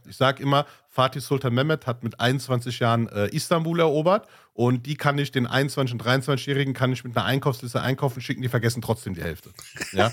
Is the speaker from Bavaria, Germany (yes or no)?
no; Ruhr area, North Rhine-Westphalia, Germany; ich komme aus dem Ruhrgebiet